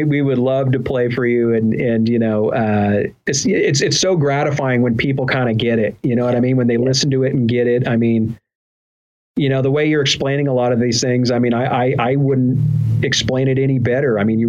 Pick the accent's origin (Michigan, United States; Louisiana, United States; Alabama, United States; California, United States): California, United States; I got into languages and I picked up Spanish, from my mom and, also just from growing up in Southern California